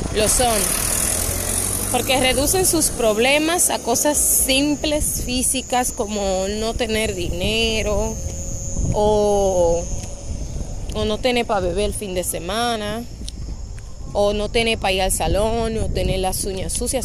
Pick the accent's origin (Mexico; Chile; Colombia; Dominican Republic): Dominican Republic; now in Punta Cana, Dominican Republic; soy de República Dominicana. Aunque vivo y trabajo en Punta Cana, pues mi familia y todos están en Santo Domingo.